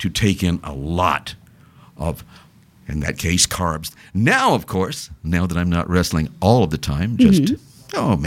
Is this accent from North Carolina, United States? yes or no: yes; North Carolina, United States; moved away; I grew up in North Carolina.